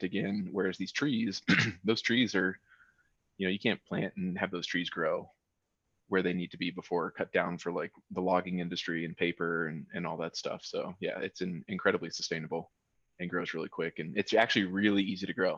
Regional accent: North Carolina, United States; now in Colorado, United States; I'm from North Carolina

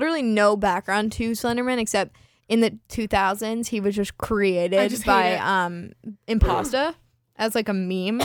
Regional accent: California, United States; I'm from California

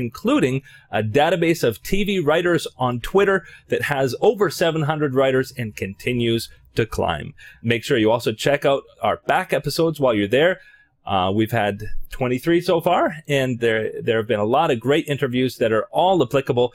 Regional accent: Canada; I'm Canadian

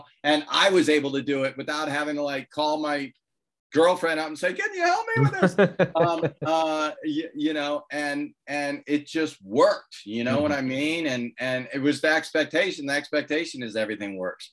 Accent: United States; I'm an American

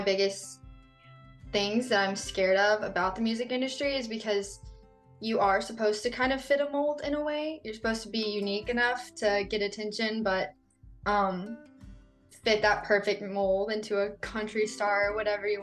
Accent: Idalou, Texas, United States; he's from my hometown

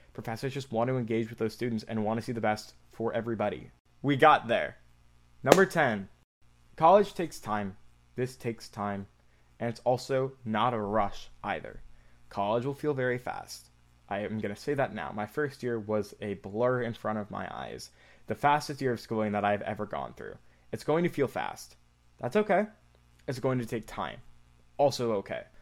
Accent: Michigan, United States; I'm from Michigan, the state of Michigan, about two and a half hours away from Ann Arbor

